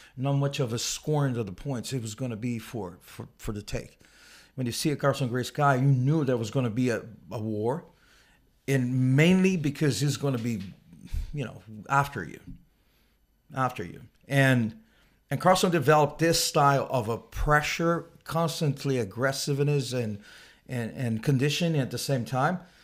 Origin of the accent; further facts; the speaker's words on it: Rio de Janeiro, Brazil; moved away; I grew up in the South Zone of Rio